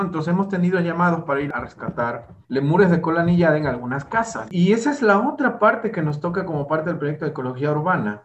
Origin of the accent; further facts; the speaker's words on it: southeast coast of Veracruz, Mexico; en provincia, que es de donde yo soy, de provincia aquí del estado de Veracruz, la forma de jugar y divertirse era irse al monte